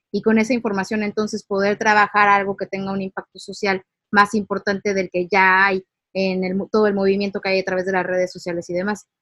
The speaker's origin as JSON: {"language": "Spanish", "country": "Mexico", "said": "nosotros como ciudadanos mexicanos"}